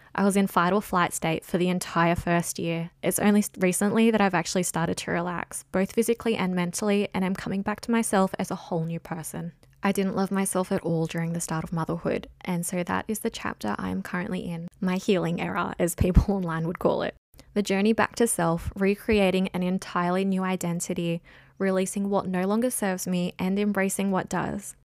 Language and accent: English; Jervis Bay, New South Wales, Australia; also born or lived in Sydney; I grew up in Jervis Bay, a gorgeous coastal town on the south coast of New South Wales